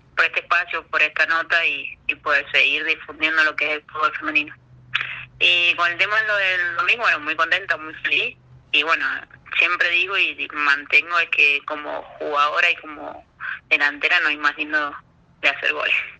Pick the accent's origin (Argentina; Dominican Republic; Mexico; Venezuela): Argentina; Maipú, Mendoza; Siempre he jugado con hombres en Maipú, bueno, yo soy de Maipú